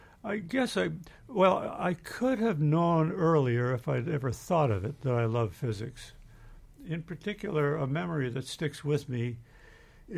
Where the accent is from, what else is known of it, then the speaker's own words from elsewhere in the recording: Manitoba, Canada; I grew up in Manitoba in Canada